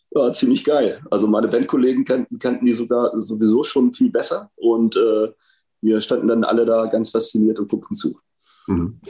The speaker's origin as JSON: {"language": "German", "town": "Hanover", "region": "Lower Saxony", "country": "Germany", "tie": "born or raised there", "said": "in meiner Heimatstadt passiert, tatsächlich in Hannover"}